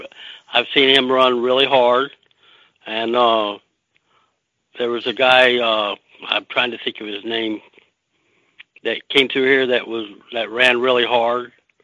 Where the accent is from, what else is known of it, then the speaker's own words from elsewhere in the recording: Texas, United States; now in Pennsylvania, United States; that's the reason I came from Texas, is because you can be central to many, many racetracks